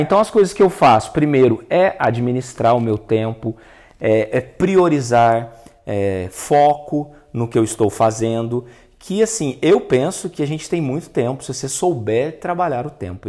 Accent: Itajubá, Minas Gerais, Brazil; na minha infância, lá em Itajubá

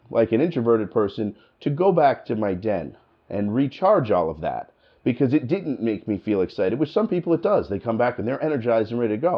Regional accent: New Jersey, United States; accent: New Jersey; now in Michigan, United States; I live in Michigan now, and I've been there for a long time, you know, but I'm from New Jersey. And when I got here, I sounded like I was from New Jersey.

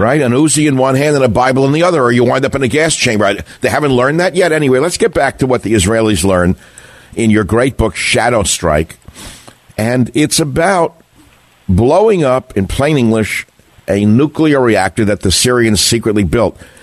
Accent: United States; as an American living here in the land of in the Horn of Plenty

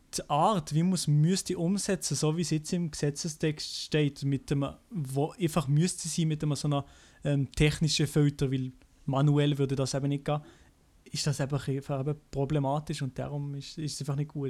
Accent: Switzerland; als Schweizer selber

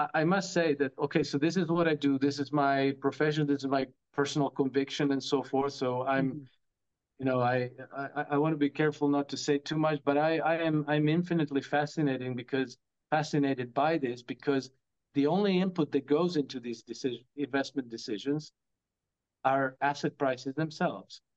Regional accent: Croatia; now in Monaco; I come from Croatia, a bit of a Russophobic uh, culture.

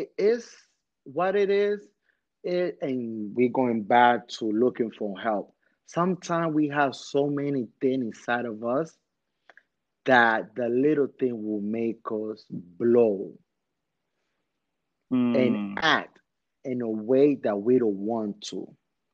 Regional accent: New York City, New York, United States; I remember, man, when I'm growing up in Washington Heights, man, with my Dominicans, it's like you have to be on your tippy toes with people.

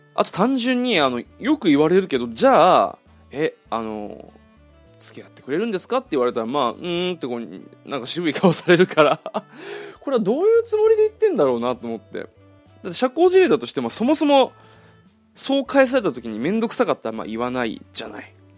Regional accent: Okinawa, Japan; moved away; 地元の沖縄の友達が結婚する

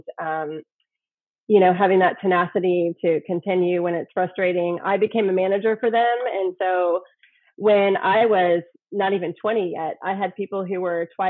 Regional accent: Indiana, United States; moved away as an adult; now in Houston, United States; I am from Indiana originally, and I moved to Houston in 2013

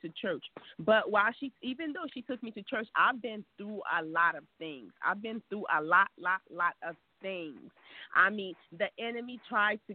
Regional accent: Haiti; now in United States; I was born in Haiti.

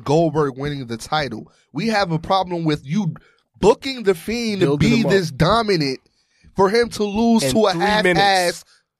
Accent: New York, United States; we're from New York

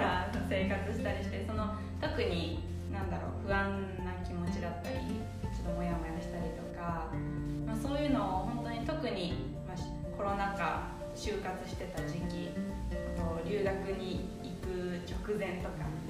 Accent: Japan; moved away as an adult; also born or lived in Tokyo / Shizuoka; now in Minnesota, United States; 生まれ育ちは東京と静岡

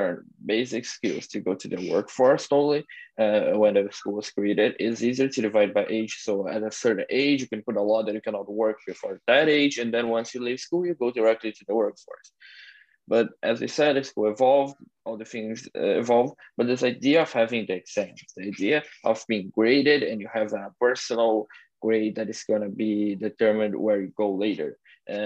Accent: Brazil; moved away; I'm coming from Brazil

